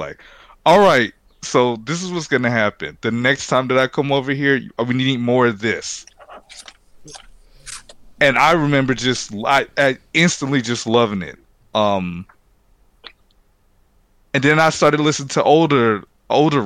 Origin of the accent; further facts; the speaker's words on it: Los Angeles, California, United States; Gardena, Watts, and South LA. So we're pretty much in the same area